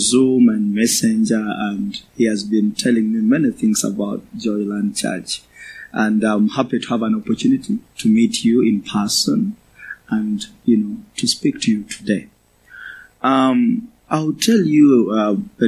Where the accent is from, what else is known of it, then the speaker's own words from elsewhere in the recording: Uganda; I come from Uganda, in the eastern part of Africa.